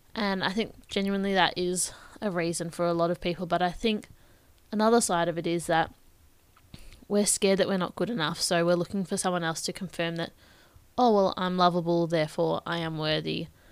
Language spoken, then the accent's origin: English; Bendigo, Victoria, Australia; I'm from Bendigo in Victoria, so opposite side of the country.